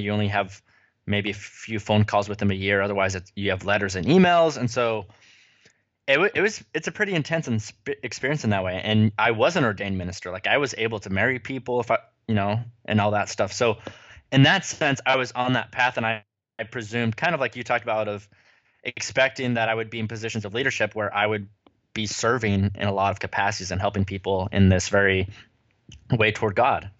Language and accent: English; United States; moved away; also born or lived in California / Utah; I am a child of the West, grew up in California and Utah